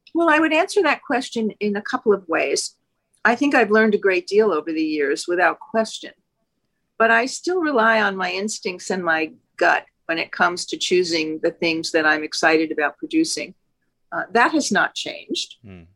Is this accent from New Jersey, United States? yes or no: yes; New Jersey, United States; I grew up in New Jersey